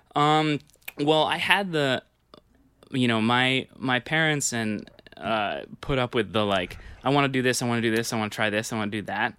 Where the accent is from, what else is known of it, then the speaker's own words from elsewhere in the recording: New York, United States; I grew up on the Upper West Side